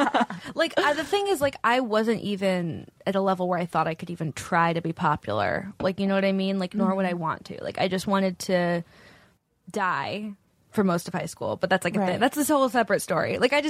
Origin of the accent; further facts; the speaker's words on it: Silicon Valley, California, United States; I grew up in Silicon Valley.